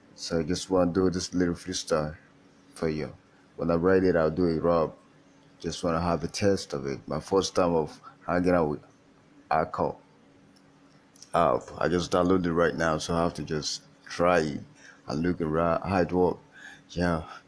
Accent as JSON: {"language": "English", "country": "Nigeria", "said": "I'm Nigerian. I came from. I'm, I'm from Nigeria."}